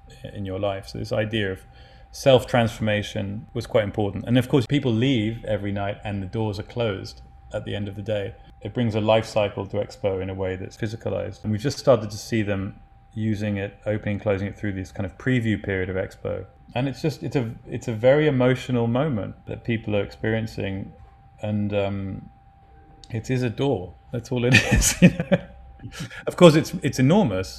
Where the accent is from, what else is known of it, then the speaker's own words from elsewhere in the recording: London, United Kingdom; I grew up in East Dulwich